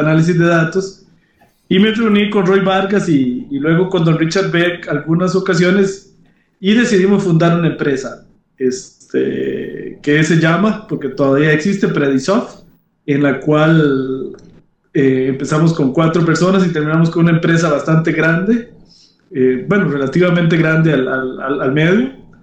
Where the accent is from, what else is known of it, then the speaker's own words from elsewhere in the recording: Grecia, Alajuela, Costa Rica; moved away as an adult; also born or lived in San José, Costa Rica / France; yo soy originario de, Grecia, Alajuela, Costa Rica. Este, y pues ahí hice mis estudios de primaria y secundaria